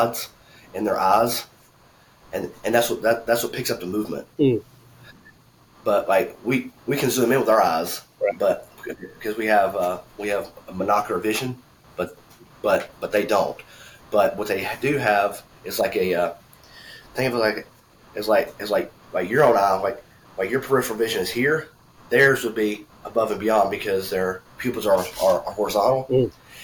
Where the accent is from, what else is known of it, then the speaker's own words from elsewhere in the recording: Alabama, United States; I'm from Alabama